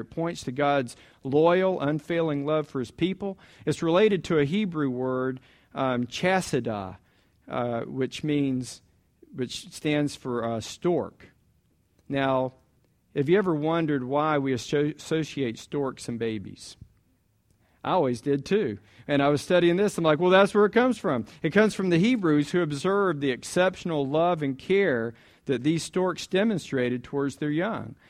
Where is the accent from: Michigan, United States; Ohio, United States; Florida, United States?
Florida, United States; Jacksonville; I grew up in Jacksonville, um, Orange Park